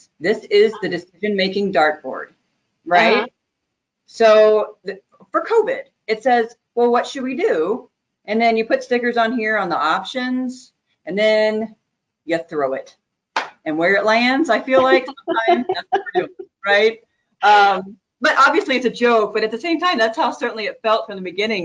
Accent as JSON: {"language": "English", "region": "Texas", "country": "United States", "moved": "as an adult", "lives_now": "Northern Illinois, United States", "said": "I'm originally from Texas"}